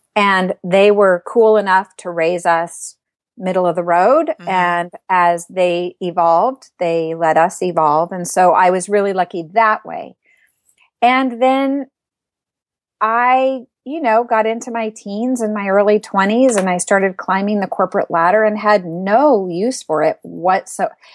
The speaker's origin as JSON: {"language": "English", "region": "Arizona", "country": "United States", "also_born_or_lived": "Southern California", "moved": "yes", "lives_now": "Northern California, United States", "said": "I'm from Arizona"}